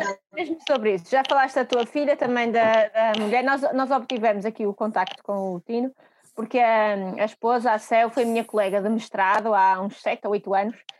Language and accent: Portuguese; Vila Real, Norte, Portugal; eu sou de Vila Real